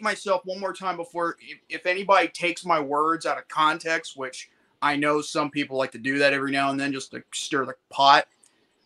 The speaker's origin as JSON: {"language": "English", "country": "United States", "said": "as an American"}